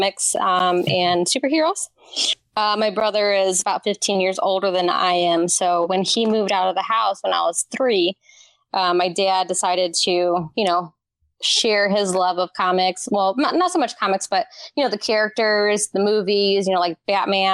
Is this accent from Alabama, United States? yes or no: no; Indiana, United States; I'm from Indiana originally